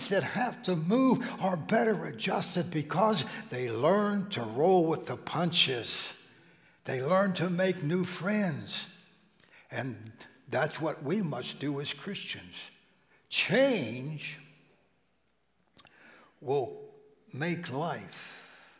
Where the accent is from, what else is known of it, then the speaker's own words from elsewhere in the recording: Steubenville, Ohio, United States; moved away; back in the valley where I grew up in Steubenville